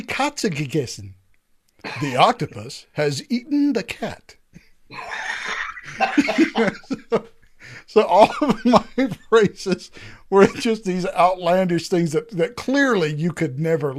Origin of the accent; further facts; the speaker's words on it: United States; also born or lived in Netherlands; I'm an American. Heck, yeah. I lived in the Netherlands for freaking 3 years, and I could barely speak Dutch at the end of it.